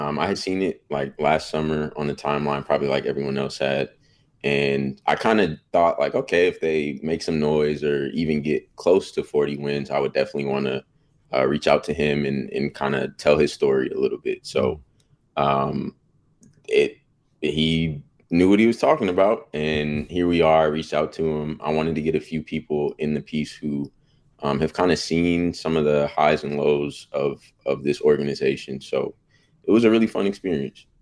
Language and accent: English; Bay Area, California, United States; now in Sacramento, United States; I'm from the Bay Area, um, so I got to see Warriors growing up